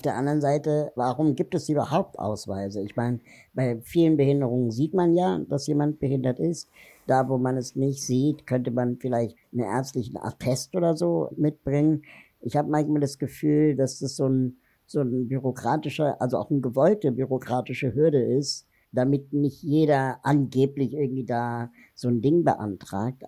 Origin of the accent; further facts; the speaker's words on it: Berlin, Germany; ich bin in Berlin-West groß geworden